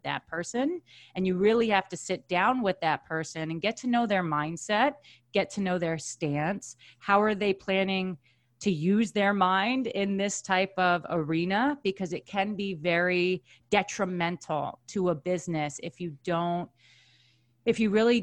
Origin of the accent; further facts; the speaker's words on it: Long Island, New York, United States; born and raised on Long Island